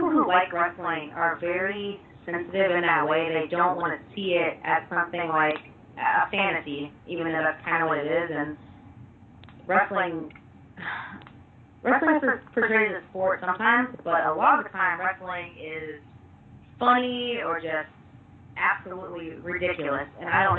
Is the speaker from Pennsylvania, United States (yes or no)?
no; Texas, United States; So I'm actually from Texas